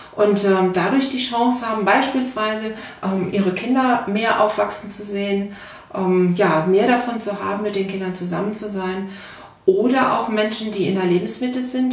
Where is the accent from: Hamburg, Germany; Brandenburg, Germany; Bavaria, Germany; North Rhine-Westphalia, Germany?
North Rhine-Westphalia, Germany; now in Berlin, Germany; ich bin keine Berlinerin, wie man hört. Ähm, ich komme ursprünglich mal aus Nordrhein-Westfalen